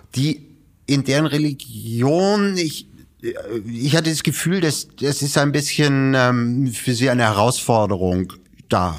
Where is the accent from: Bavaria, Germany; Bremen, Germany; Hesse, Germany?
Bremen, Germany; Geboren in Bremen